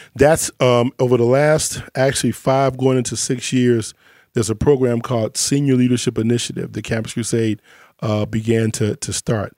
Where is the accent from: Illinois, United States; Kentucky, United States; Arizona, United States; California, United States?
Illinois, United States; Chicago; I grew up in Chicago